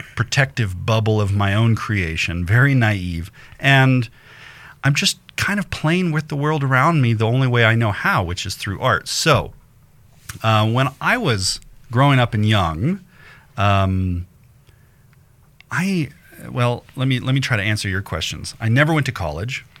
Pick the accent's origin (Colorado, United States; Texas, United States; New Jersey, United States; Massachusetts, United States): Colorado, United States; Denver; I grew up in Denver